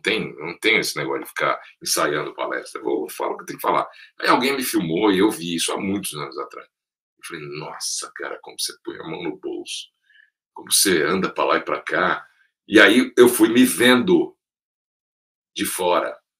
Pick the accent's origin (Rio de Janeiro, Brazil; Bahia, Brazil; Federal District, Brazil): Federal District, Brazil; Brasília; moved away; also born or lived in São Paulo; nasci em São Paulo, cresci em Brasília, meus pais mudaram para lá logo depois da inauguração, nos anos 60.